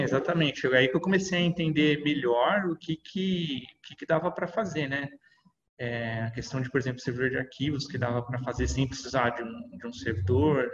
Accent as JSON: {"language": "Portuguese", "region": "São Paulo", "country": "Brazil", "said": "Sou de São Paulo, aqui, capital"}